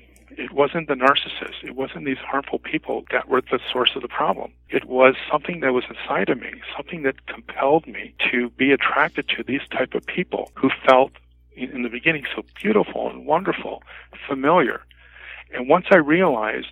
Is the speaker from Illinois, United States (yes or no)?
yes; Mount Prospect, Illinois, United States; moved away as an adult; also born or lived in Japan / Arlington Heights, Illinois; I'm originally from Mount Prospect, Illinois